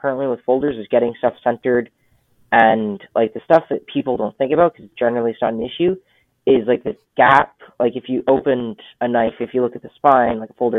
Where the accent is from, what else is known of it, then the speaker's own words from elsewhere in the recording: Canada; being Canadian